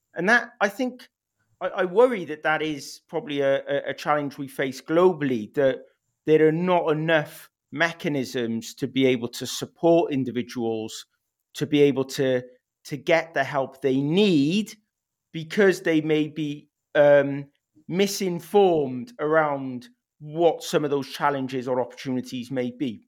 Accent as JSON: {"language": "English", "region": "Wales", "country": "United Kingdom", "tie": "born or raised there", "first_language": "English", "said": "I went to a first language Welsh school, but I came from an English speaking home."}